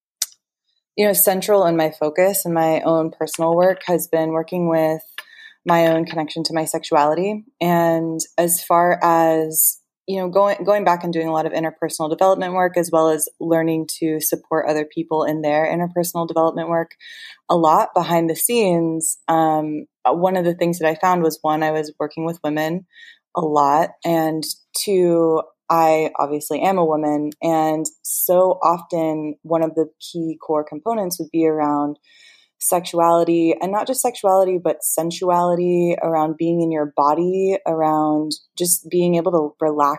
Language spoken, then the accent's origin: English; California, United States; I grew up in California, I've very much been steeped in this culture since I was born